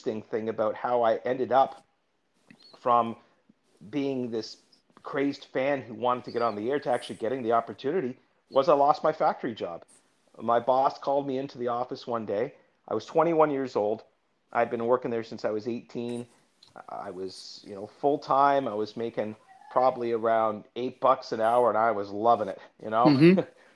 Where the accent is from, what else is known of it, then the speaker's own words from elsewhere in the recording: Toronto, Ontario, Canada; also born or lived in Florida, United States; I was born in Florida, moved to Toronto when I was 3